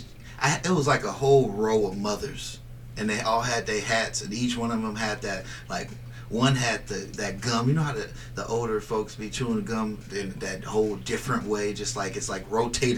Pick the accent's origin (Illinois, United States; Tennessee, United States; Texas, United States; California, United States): California, United States; Bay Area; now in Las Vegas, United States; I'm from the Bay Area.